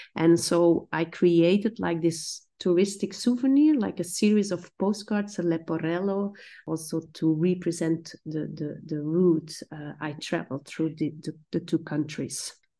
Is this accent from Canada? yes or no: no; Belgium; now in Amsterdam, Netherlands; I grew up in Stenar, which is stone village.